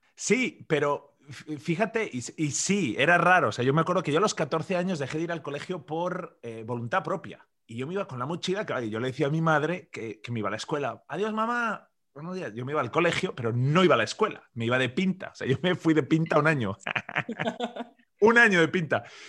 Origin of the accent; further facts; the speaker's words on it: Zaragoza, Aragon, Spain; also born or lived in Madrid; yo nací en Madrid por accidente, crecí en Zaragoza, una ciudad pequeña al noreste que está entre Madrid y Barcelona